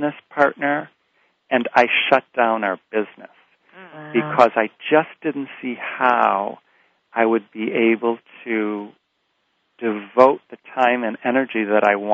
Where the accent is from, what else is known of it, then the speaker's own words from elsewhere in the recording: Rockford, Illinois, United States; moved away as an adult; also born or lived in Walnut Creek, California; I moved back to my hometown of Rockford, Illinois